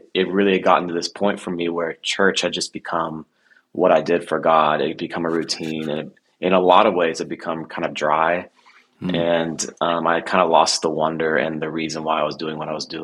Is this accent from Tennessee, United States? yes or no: yes; Nashville, Tennessee, United States; I grew up in Nashville